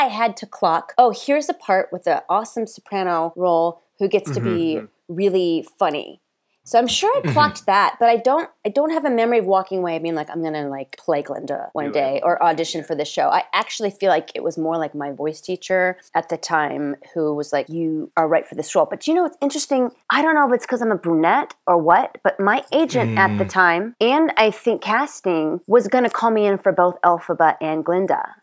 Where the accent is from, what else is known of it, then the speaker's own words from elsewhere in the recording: Southern California, United States; I'm from Southern California